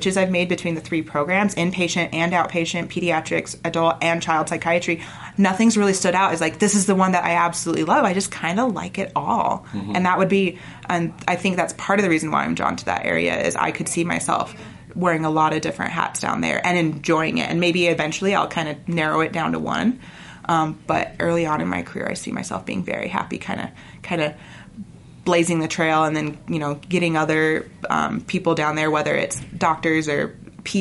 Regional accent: St. George, Utah, United States; moved away as an adult; now in Salt Lake City, United States; I'm from St. George, the opposite end of Southern Utah

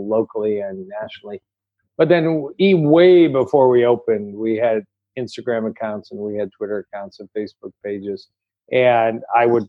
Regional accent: Detroit, Michigan, United States; I want to be in Detroit. It's my hometown

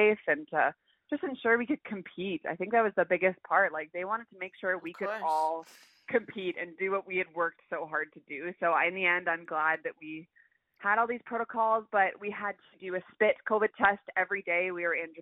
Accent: Canada; every single Canadian competing for our country

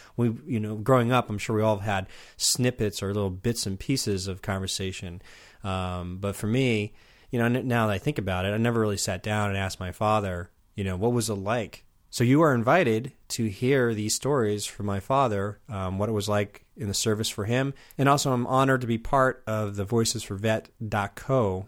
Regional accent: Southampton, New York, United States; moved away; also born or lived in Los Angeles; I was born in Southampton

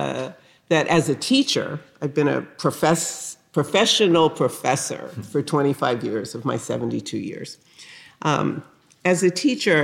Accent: New Haven, Connecticut, United States; I grew up in the North. I grew up in New Haven, Connecticut, a working class neighborhood

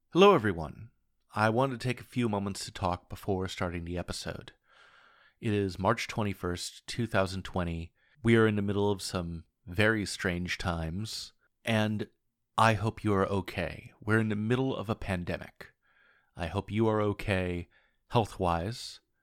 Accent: Portland, Oregon, United States; When I was growing up in Portland, Oregon, and when I was going to Lincoln High School in downtown Portland, Oregon

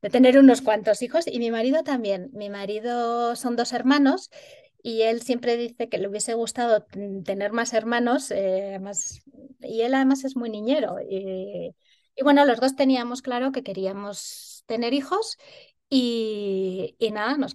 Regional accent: Pamplona, Navarre, Spain; yo soy de Pamplona, nací en Pamplona y sigo viviendo allí.

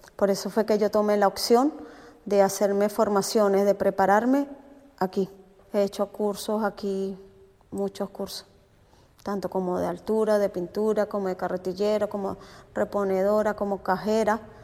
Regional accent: Venezuela; moved away as an adult; now in Spain; soy de Venezuela, llegué en el 2018 a España.

